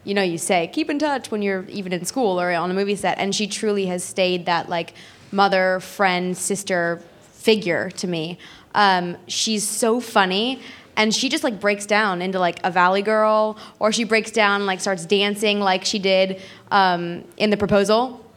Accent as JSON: {"language": "English", "town": "Guildford", "region": "South East England", "country": "United Kingdom", "said": "I'm from Guildford"}